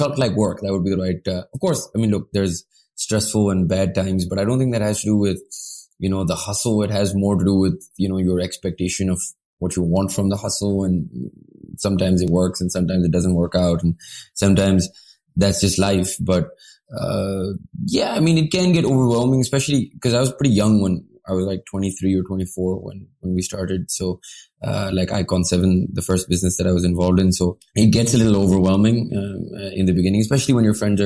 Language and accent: English; Pakistan; I had a great time growing up in Pakistan.